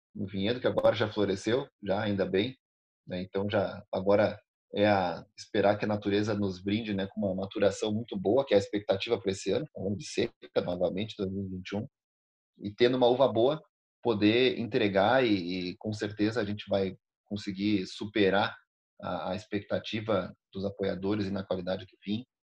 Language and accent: Portuguese; Alegrete, Rio Grande do Sul, Brazil; moved away as an adult; now in Bento Gonçalves, Brazil; eu não nasci aqui em Bento Gonçalves, eu nasci no Alegrete, na fronteira do Rio Grande do Sul com a Argentina